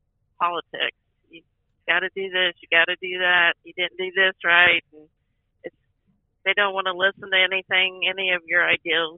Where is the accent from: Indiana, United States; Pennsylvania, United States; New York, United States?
Indiana, United States; Napoleon; also born or lived in Harrison; I come from Indiana, Napoleon, Indiana